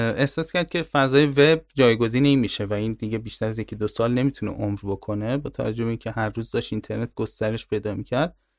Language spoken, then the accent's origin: Persian; Tehran, Tehran Province, Iran; من تهران به دنیا آمدم